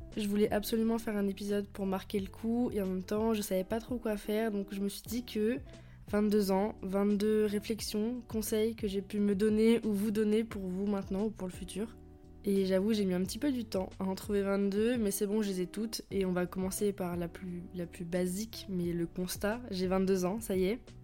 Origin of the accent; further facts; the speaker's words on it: France; je suis française, j'habite en France